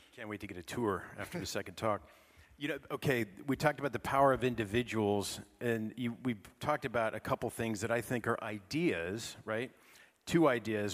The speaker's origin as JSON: {"language": "English", "region": "California", "country": "United States", "said": "I'm from California"}